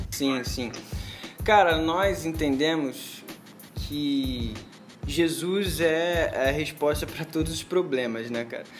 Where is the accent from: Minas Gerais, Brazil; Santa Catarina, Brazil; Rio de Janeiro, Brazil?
Rio de Janeiro, Brazil; São João de Meriti; moro no Rio de Janeiro, nasci no Rio de Janeiro, em São João de Meriti